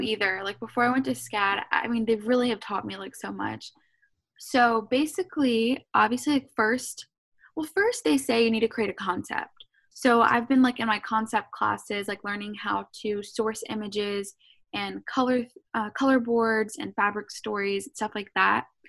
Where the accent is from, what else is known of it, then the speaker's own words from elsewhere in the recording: Savannah, Georgia, United States; also born or lived in Atlanta, Georgia; So I'm from Savannah, Georgia